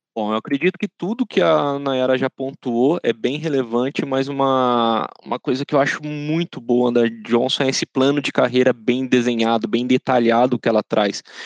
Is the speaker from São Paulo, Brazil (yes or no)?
yes; São José dos Campos, São Paulo, Brazil; sou natural aqui da cidade de São José dos Campos